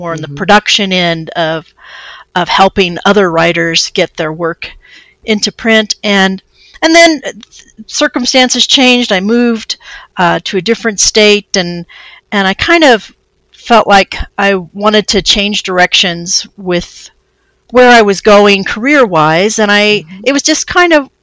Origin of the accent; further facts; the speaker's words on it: Nevada, Missouri, United States; I'm from the town. It's called Nevada, Missouri